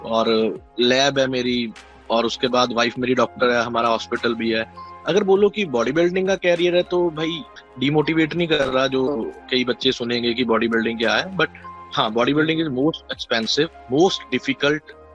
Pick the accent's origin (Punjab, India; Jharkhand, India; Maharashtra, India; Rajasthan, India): Punjab, India; Garhshankar; मैं basically state Punjab से हूँ और यहाँ पे छोटी सिटी है डिस्ट्रिक्ट है होशियारपुर और सिटी है गढ़शंकर पड़ता है मैं बेसिकली वहाँ से हूँ